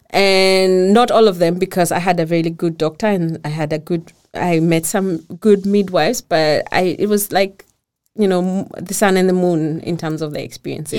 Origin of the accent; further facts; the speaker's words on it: Kenya; first language Kikuyu; English is a second language; moved away as an adult; now in Denmark; we go down in the village because that's where I come from.